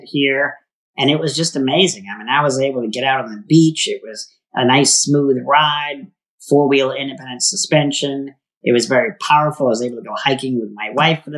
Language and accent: English; Maine, United States; now in Tempe, United States; I grew up on the East Coast in Maine